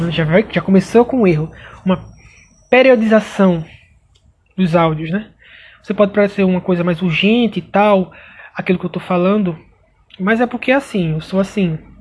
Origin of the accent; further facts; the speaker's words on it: Pernambuco, Brazil; sou de Pernambuco